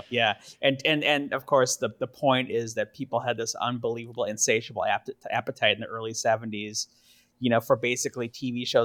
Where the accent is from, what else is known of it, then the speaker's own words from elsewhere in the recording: Milwaukee, Wisconsin, United States; And I grew up in Milwaukee